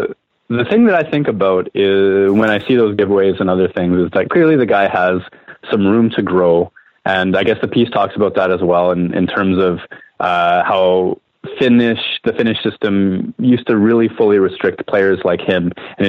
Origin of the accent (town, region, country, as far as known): Winnipeg, Manitoba, Canada